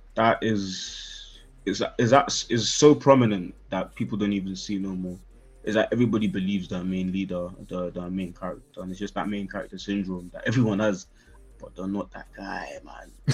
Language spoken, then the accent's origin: English; London, United Kingdom; also born or lived in Nigeria (ancestry, Yoruba); I was born in South. Grew up a little bit uh, when I was a kid but definitely Northwest pretty much all life. So I'm claiming Northwest 100%